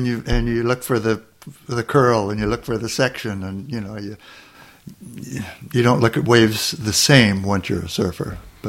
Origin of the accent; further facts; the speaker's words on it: Manhattan Beach, California, United States; also born or lived in Torrance, California; I was born in Torrance, but when I was, and my parents lived in Redondo at the time, and when I was 2 years old, they built a house in Manhattan Beach on 9th Street and Highland, and Manhattan Beach is two blocks from the beach. And that's where I basically grew up.